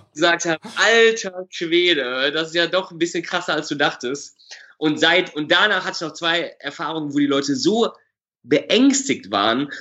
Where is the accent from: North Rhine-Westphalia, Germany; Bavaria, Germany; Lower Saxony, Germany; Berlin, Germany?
North Rhine-Westphalia, Germany; Düsseldorf; Ich komme aus Düsseldorf